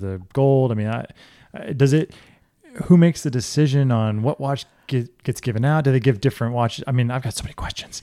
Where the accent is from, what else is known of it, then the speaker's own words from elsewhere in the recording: South Florida, United States; also born or lived in Orlando, Florida; I grew up in South Florida.